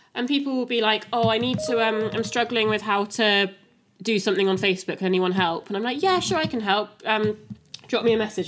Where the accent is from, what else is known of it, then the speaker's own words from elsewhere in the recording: Wiltshire, South West England, United Kingdom; also born or lived in Cardiff; now in Newport, United Kingdom; I'm from Wiltshire, moved to Cardiff, um, live in Newport now